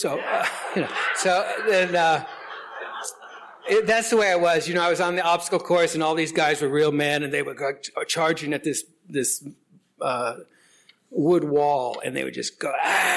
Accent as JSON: {"language": "English", "town": "Lawton", "region": "Oklahoma", "country": "United States", "tie": "born or raised there", "also_born_or_lived": "Denver, Colorado", "moved": "yes", "lives_now": "San Francisco, United States", "said": "I was born in Denver, but I was raised in Lawton, Fort Sill, Oklahoma."}